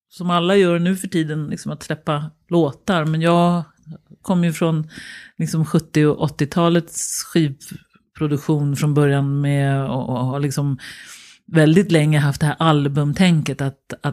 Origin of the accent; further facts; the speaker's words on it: Danderyd, Stockholm County, Sweden; Oj. Danderyd. Danderyd. Mm. Hos mormor och morfar.